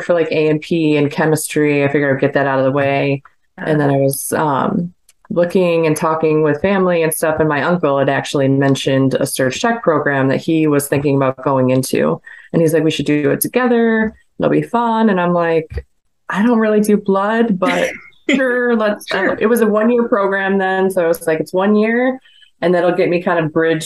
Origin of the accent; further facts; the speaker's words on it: New York, United States; I'm from New York